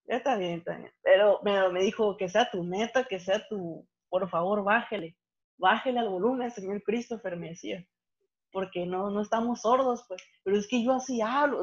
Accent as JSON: {"language": "Spanish", "town": "Santa Rosalía", "region": "Baja California Sur", "country": "Mexico", "said": "mi Santa Rosalía, que a pesar de que estamos en un estado, yo estoy más al norte que ellos"}